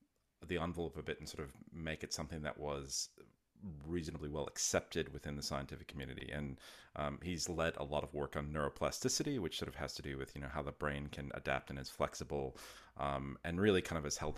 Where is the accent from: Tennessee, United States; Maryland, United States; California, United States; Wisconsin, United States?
Wisconsin, United States; So I'm originally from the US. I grew up in Wisconsin.